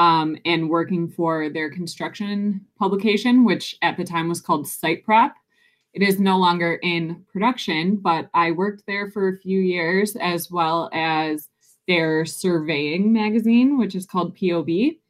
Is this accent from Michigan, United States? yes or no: yes; Detroit, Michigan, United States; I am from just outside of Detroit, Michigan, born and raised.